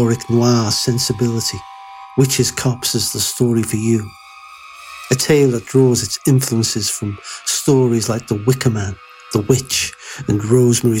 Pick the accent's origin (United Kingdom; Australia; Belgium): United Kingdom; Flintshire, North Wales; is a small village near my hometown in the parish of Flintshire, North Wales